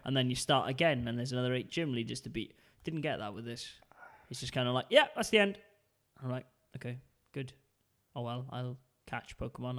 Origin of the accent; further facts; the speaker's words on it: United Kingdom; now in Denmark; being British